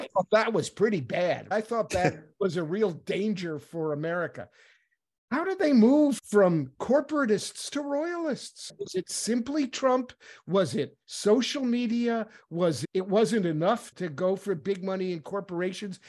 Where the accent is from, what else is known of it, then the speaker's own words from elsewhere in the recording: New York, United States; moved away; I was from New York originally